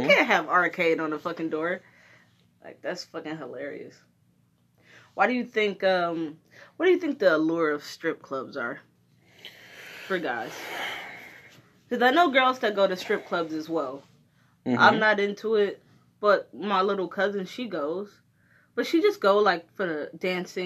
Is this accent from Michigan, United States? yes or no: yes; Detroit, Michigan, United States; When we were kids, we moved from Brightmoor, which is kind of a shitty neighborhood in Detroit